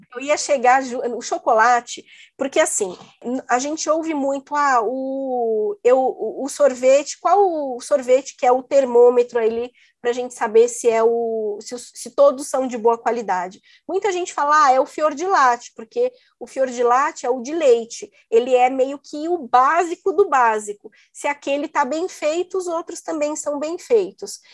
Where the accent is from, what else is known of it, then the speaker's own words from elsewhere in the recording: Brazil; moved away as an adult; also born or lived in Italy; eu saí do Brasil